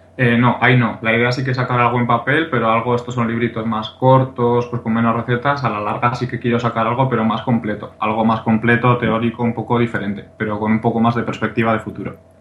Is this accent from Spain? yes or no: yes; Pamplona, Navarre, Spain; yo soy de Pamplona, aquí de, Navarra, España